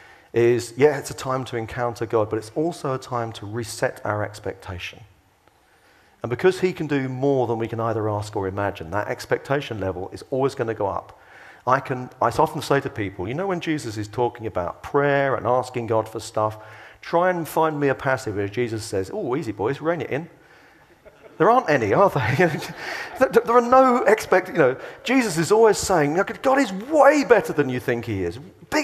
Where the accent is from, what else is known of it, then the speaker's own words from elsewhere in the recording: England, United Kingdom; we're English